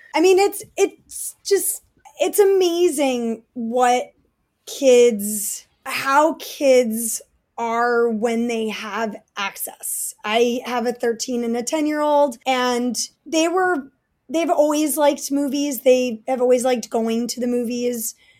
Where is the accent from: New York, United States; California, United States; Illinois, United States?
New York, United States; New York City; I grew up in Manhattan and Brooklyn